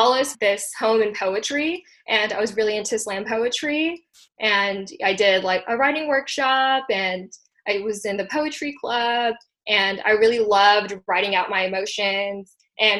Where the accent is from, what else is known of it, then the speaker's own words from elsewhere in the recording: Hawaii, United States; also born or lived in India; my family and I immigrated from India when I was 5 years old. So we were first generation immigrants in Hawaii